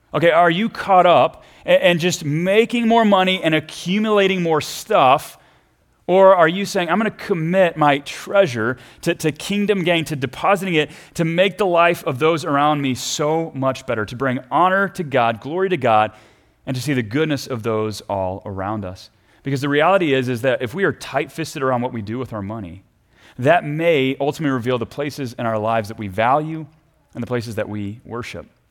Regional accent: Texas, United States; I grew up down in Texas

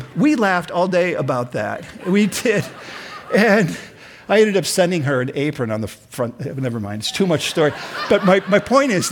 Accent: Sioux Falls, South Dakota, United States; also born or lived in Minneapolis, Minnesota; We moved from Minneapolis to Sioux Falls

